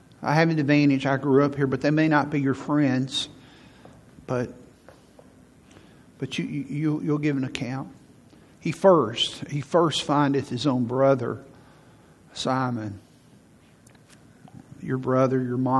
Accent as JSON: {"language": "English", "town": "Huntsville", "region": "Alabama", "country": "United States", "tie": "born or raised there", "said": "I moved back to Huntsville in 1985 to be the youth pastor here, because I grew up in Huntsville"}